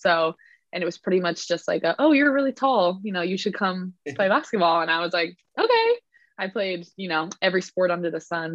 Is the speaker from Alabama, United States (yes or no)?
no; California, United States; also born or lived in Edinburgh, Scotland; was raised in California, hence my accent